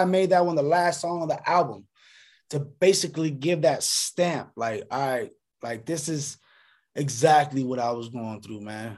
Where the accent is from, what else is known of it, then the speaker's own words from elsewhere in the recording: Lancaster, California, United States; also born or lived in Sacramento, California; Sacramento made me, but Lancaster, the AV raised me.